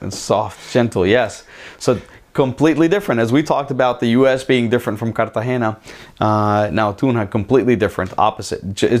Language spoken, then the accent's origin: English; Florida, United States; We're from South Florida and we think it's hot here.